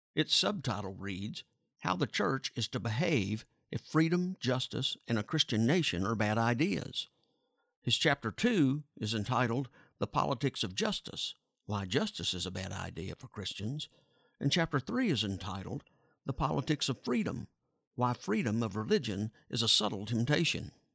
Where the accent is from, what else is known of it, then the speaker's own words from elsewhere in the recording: United States; I was born and raised in the United States, and I'm the product of public school education